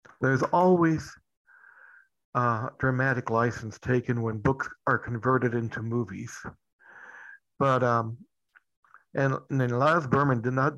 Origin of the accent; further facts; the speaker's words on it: Louisville, Kentucky, United States; I'm from Louisville, Kentucky